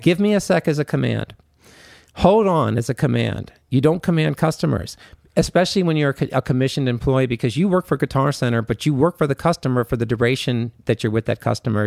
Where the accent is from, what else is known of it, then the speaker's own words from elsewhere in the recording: Washington, District of Columbia, United States; I'm from Washington, D C